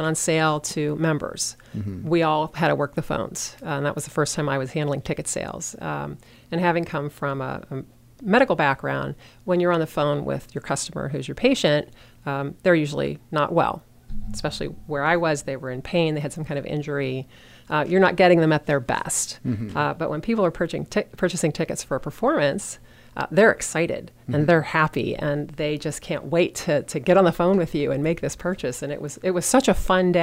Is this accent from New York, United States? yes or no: no; Pittsburgh, Pennsylvania, United States; moved away as an adult; also born or lived in Washington metropolitan area; now in Frederick, United States; it was a great place to grow up